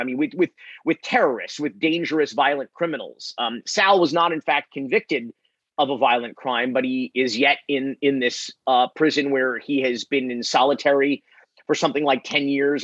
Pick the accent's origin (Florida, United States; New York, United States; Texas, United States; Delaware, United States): Florida, United States; I'm from Florida